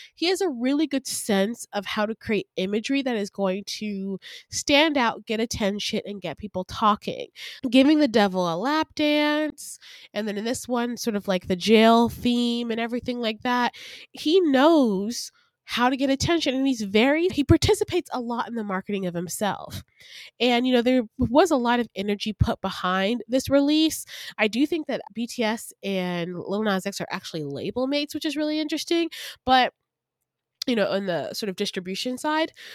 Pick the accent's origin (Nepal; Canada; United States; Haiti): United States; Decatur, Georgia; also born or lived in Atlanta, Georgia / Grayson, Georgia; I was born in Atlanta, Georgia, raised in Decatur, Georgia, and then my parents moved me to the suburbs in Grayson, Georgia